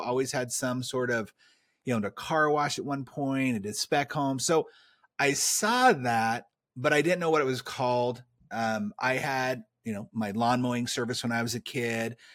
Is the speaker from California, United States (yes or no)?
yes; California, United States; I grew up in California